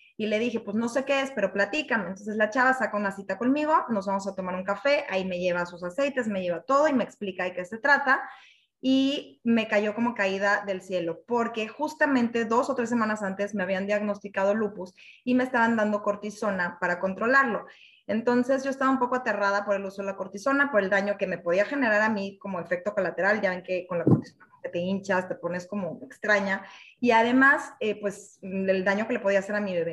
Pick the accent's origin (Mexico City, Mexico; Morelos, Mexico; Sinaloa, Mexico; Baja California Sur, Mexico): Mexico City, Mexico; soy mexicana de la Ciudad de México